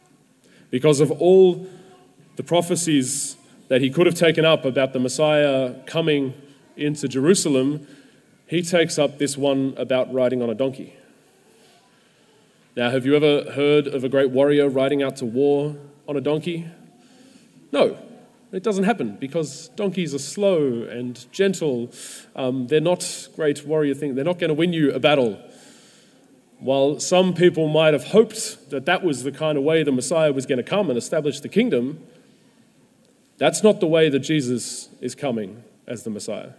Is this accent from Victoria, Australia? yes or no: yes; Melbourne, Victoria, Australia; I grew up in Melbourne as a footy fan